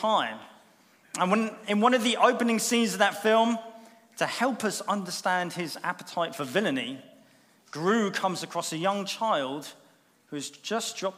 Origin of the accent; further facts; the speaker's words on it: Bournemouth, South West England, United Kingdom; moved away as an adult; those first 20 years or so were actually spent growing up here in Bournemouth. Bournemouth is my hometown